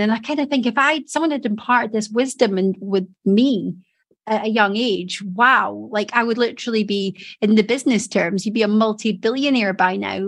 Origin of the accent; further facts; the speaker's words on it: Edinburgh, Scotland, United Kingdom; moved away as an adult; now in Doncaster, United Kingdom; I came from Edinburgh.